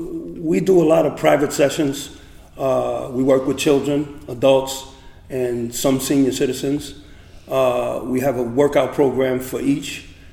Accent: New York City, New York, United States; now in Montclair, United States; I came from Chelsea in Manhattan, but I've lived in Montclair for about 30 years now.

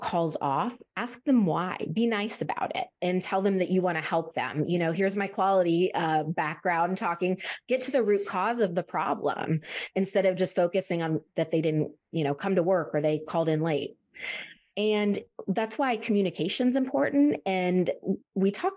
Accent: Midwest, United States; I'm from the Midwest, we have really rough winters

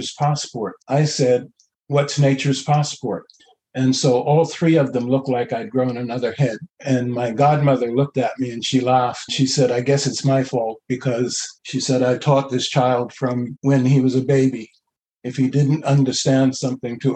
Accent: Bermuda; now in Canada; I was born in Bermuda

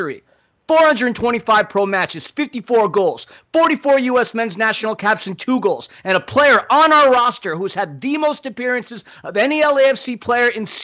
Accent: New York, United States; I'm from New York.

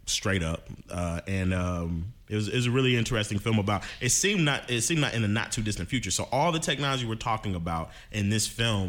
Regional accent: Ohio, United States; I'm from Ohio.

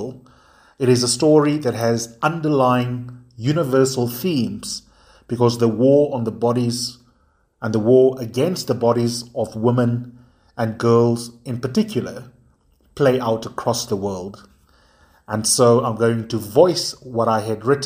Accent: South Africa; here in my home country of South Africa

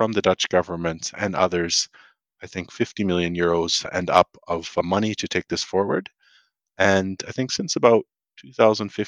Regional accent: Canada; moved away; a Canadian based abroad

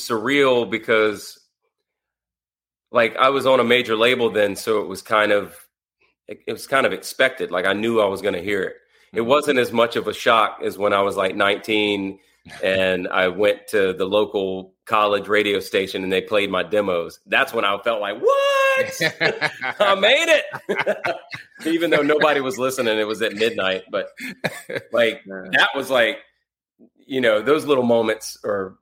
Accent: the South, United States; I grew up in the South, very small town in a trailer

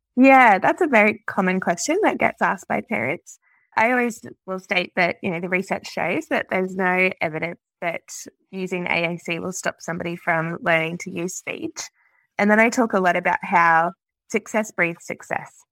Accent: Australia; I'm a Australian speech pathologist

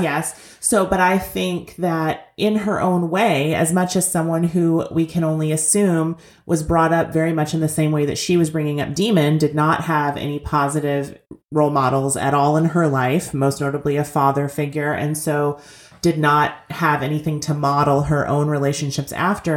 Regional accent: Kentucky, United States; I grew up in Kentucky, but not technically in Appalachia, not in coal mining country

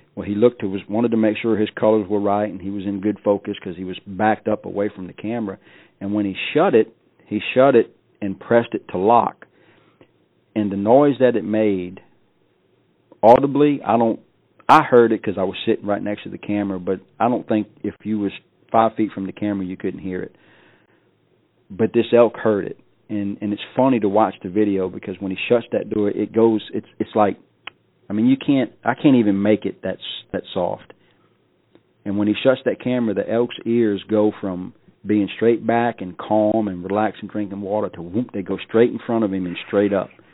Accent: South Louisiana, United States; I grew up in South Louisiana, a good person, a good guy, raised right

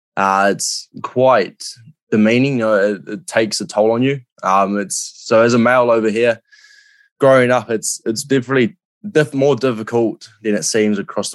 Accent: New Zealand; I think over in NZ, it's, especially as a male, it's really, you know, you've got to be a bloke from the get-go.

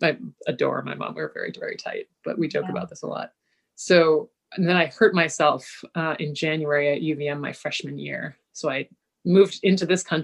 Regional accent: Kingston, Ontario, Canada; I was growing up in Kingston, Ontario

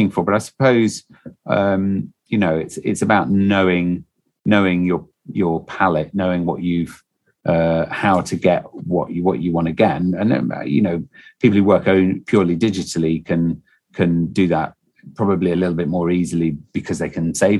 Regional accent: Stoke-on-Trent, West Midlands, United Kingdom; also born or lived in Slough; I was born in Stoke-on-Trent and I grew up in Stoke-on-Trent. I did live for 2 years in Slough

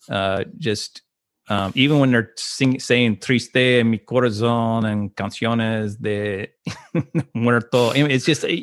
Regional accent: Austin, Texas, United States; also born or lived in Corpus Christi / Mason / San Angelo; I was born in Austin, but I moved around and lived in Corpus Christi, Texas. I lived in Mason, Texas. I lived in San Angelo, Texas.

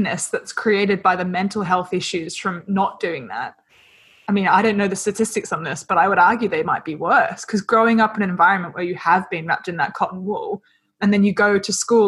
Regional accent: Australia; accent: Australian; moved away; growing up in Australia

